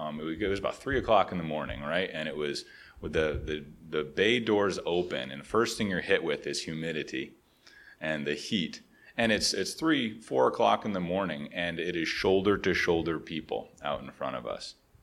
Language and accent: English; Connecticut, United States; I grew up in Connecticut. Yes, we're neighbors.